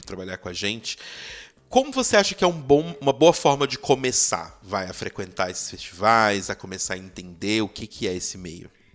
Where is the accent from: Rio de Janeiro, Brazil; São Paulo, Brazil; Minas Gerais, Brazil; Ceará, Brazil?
Minas Gerais, Brazil; Belo Horizonte; eu sou de BH